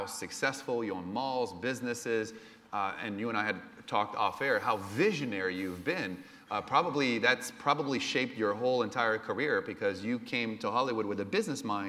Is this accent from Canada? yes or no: yes; Canada; I was born in Canada.